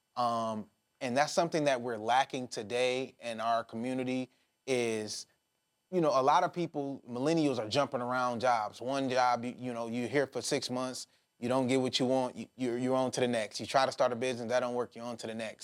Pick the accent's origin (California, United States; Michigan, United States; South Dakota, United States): Michigan, United States; Detroit; I'm from Detroit